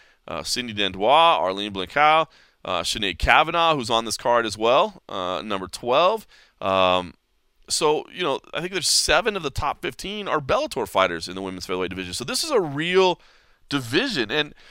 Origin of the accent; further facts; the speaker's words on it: Dallas, Texas, United States; I'm from Dallas, Texas